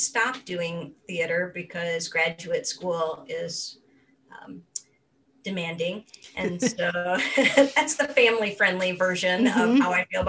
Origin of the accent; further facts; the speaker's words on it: Akron, Ohio, United States; I grew up in Northeastern Ohio, in Akron, Ohio, the rubber capital of the world